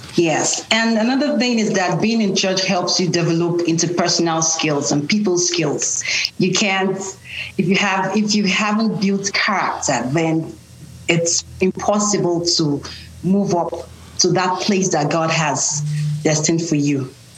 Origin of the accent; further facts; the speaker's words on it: Nigeria; now in United States; I'm Nigerian. I was born and raised in Nigeria, but I live in the U.S. right now